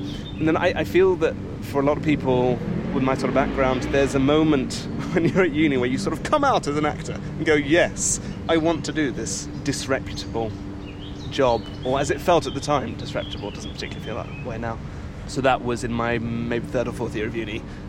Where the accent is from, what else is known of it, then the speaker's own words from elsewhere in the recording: Belgium; I grew up in Belgium, and at the time, I went to a Belgian-French school till I was 8